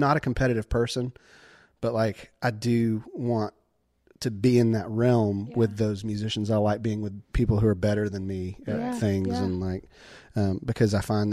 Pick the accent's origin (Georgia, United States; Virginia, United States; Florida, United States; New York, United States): Georgia, United States; LaGrange; When I grew up there, LaGrange